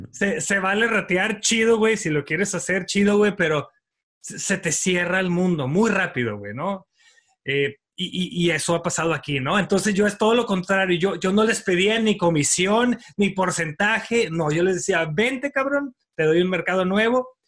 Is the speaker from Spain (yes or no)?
no; Mexico; siempre estoy viendo gente que tiene un talento increíble que como mexicanos podemos aprender.